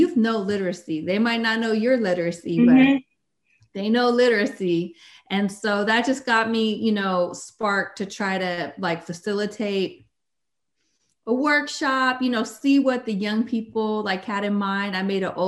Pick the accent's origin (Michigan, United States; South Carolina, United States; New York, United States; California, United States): California, United States; Berkeley; moved away as an adult; also born or lived in San Francisco Bay Area; now in Sacramento, United States; a somewhat crazy white lady from Berkeley